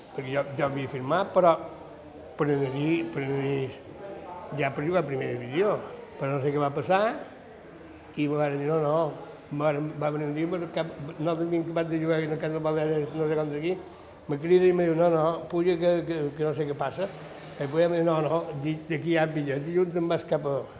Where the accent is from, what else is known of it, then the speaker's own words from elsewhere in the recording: Palma, Balearic Islands, Spain; jo vaig néixer a Can de Baleares